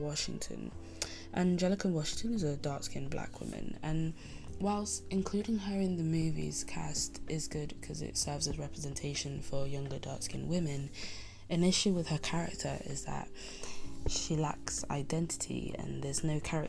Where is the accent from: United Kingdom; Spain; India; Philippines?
Spain; I grew up in Spain in a coastal town, quite rural